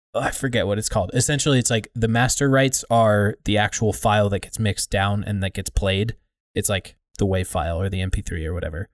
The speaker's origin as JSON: {"language": "English", "country": "United States", "said": "I'm an American citizen"}